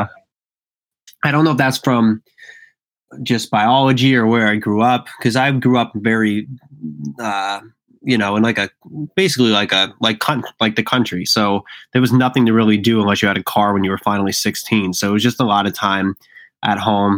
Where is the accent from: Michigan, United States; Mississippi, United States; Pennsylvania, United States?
Pennsylvania, United States; Tamaqua; moved away; also born or lived in Philadelphia; I grew up in Pennsylvania in a town called Tamaqua, which is like 45 minutes from Allentown, Pennsylvania.